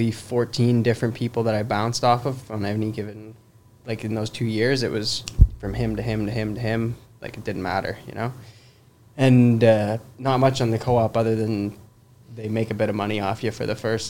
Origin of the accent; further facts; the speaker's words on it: Hamilton, Ontario, Canada; I'm from Hamilton, so I was born and raised in Hamilton.